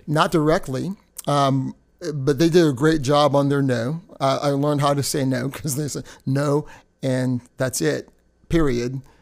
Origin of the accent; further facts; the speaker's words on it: United States; also born or lived in Indiana; I was brought up in a culture of being American, but then the Trinidadian roots